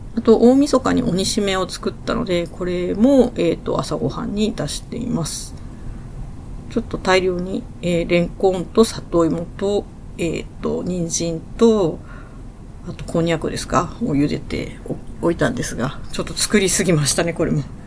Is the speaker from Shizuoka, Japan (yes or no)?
no; Sendai, Miyagi, Japan; 私の出身地である仙台